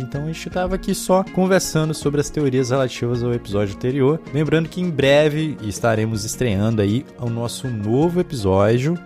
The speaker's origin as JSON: {"language": "Portuguese", "town": "Manaus", "region": "Amazonas", "country": "Brazil", "said": "eu sou de Manaus"}